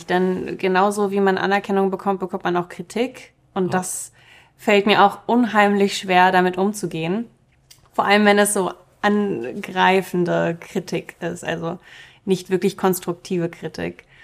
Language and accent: German; Germany; first language Russian; German is a second language; Meine erste Sprache war auch Russisch. Ich habe erst im Kindergarten Deutsch gelernt